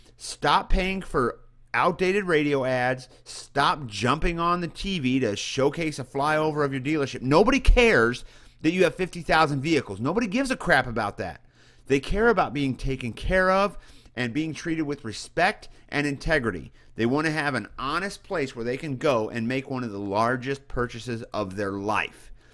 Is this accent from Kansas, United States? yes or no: no; central Missouri, United States; moved away; I come from a small town in central Missouri